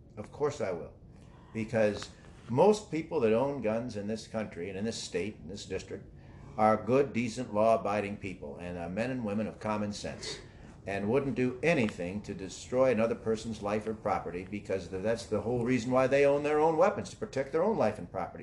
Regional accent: St. Charles, Illinois, United States; I'm from St. Charles, Illinois

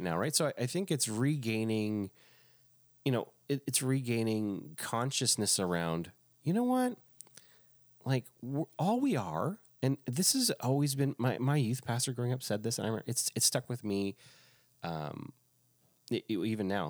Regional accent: Quebec, Canada; it reminded me of growing up in Quebec

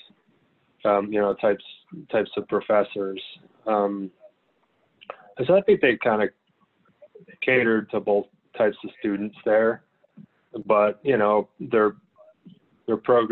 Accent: Clearwater, Florida, United States; moved away as an adult; also born or lived in Gainesville, Florida / Chicago; I grew up in Clearwater, from like, third grade until college

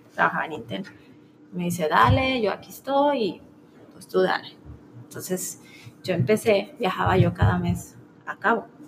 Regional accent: Guadalajara, Jalisco, Mexico; moved away as an adult; now in Los Cabos, Mexico; Tenemos casa aquí en Guadalajara, nuestra familia está aquí

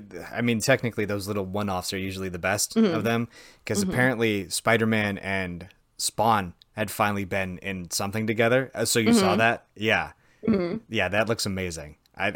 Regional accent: Wisconsin, United States

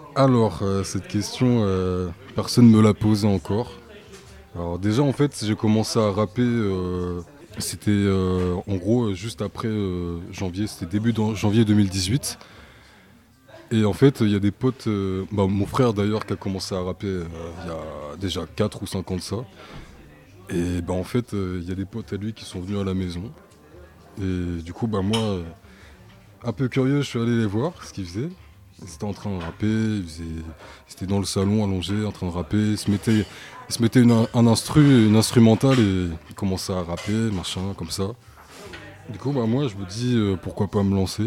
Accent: Coutances, Normandy, France; D'origine haïtienne, c'est mon père qui est né à Haïti. Moi, je, suis, bah, je suis né à Coutances

